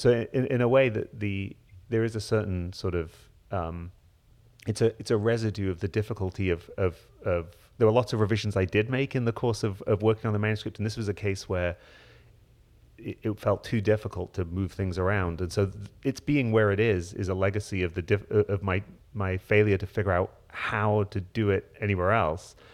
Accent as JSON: {"language": "English", "town": "Hull", "region": "Yorkshire and the Humber", "country": "United Kingdom", "tie": "born or raised there", "said": "I grew up in Hull in northeast England, in Yorkshire"}